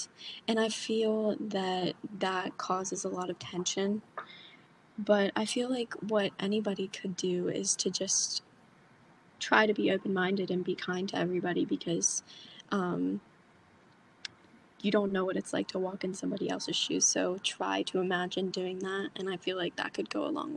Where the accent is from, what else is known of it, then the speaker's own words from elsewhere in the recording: Frostburg, Maryland, United States; I'm from Frostburg, Maryland, and I am a senior at Mountain Ridge High School